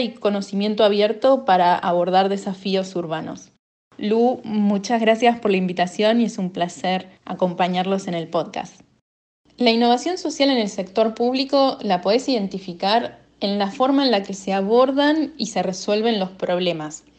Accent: Argentina; de Argentina

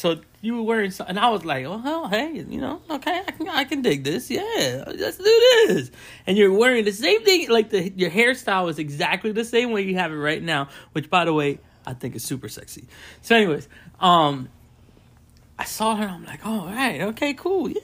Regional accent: West Palm Beach, Florida, United States; born and raised in West Palm Beach, Florida

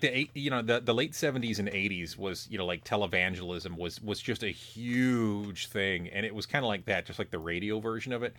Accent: Illinois, United States; you and I grew up in different small towns in Illinois

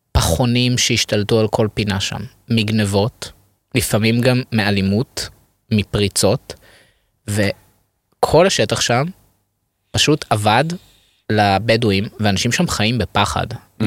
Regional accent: Ramat Gan, Tel Aviv District, Israel; moved away as an adult; now in Tel Aviv, Israel; אני גדלתי ברמת גן

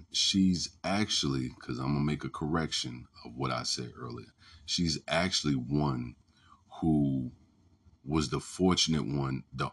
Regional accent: Newport News, Virginia, United States; I'm from Newport News

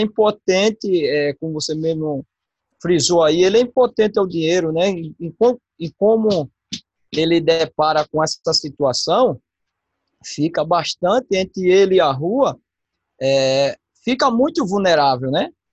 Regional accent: Maceió, Alagoas, Brazil; sou de Maceió, Lagoa

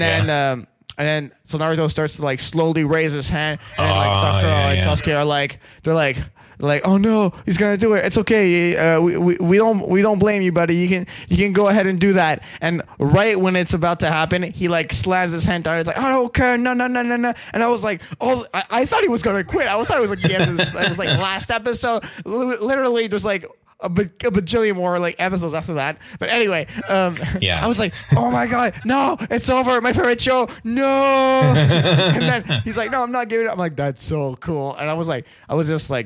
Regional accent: Canada; I am Canadian.

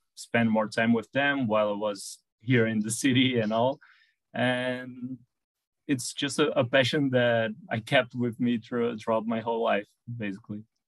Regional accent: São Paulo, Brazil; since I live in a, in a busy city here, I'm from Sao Paulo in Brazil

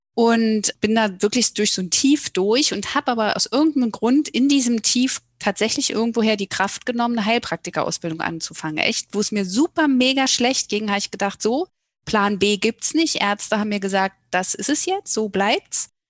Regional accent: Germany; moved away as an adult; Wir kommen aus dem Berliner Raum ursprünglich

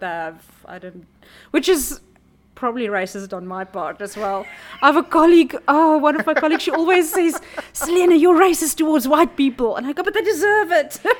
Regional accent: Namibia; now in South Africa; I grew up in Namibia and everything's flat.

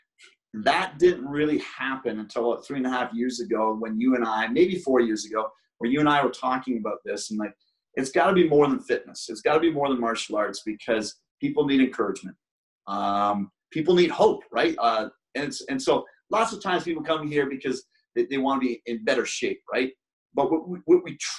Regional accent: Brockville, Ontario, Canada; I was living in my hometown of Brockville

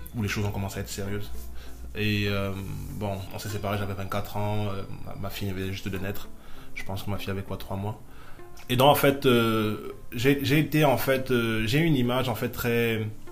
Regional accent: Ngaoundéré, Adamawa, Cameroon; moved away; j'ai grandi avec ma mère. Bon, je suis né en Gandéré

